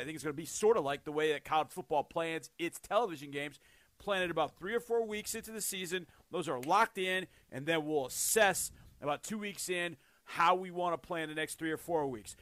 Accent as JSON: {"language": "English", "country": "United States"}